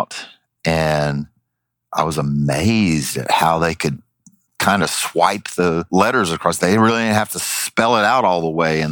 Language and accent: English; Southern, United States; accent: Southern; my Southern accent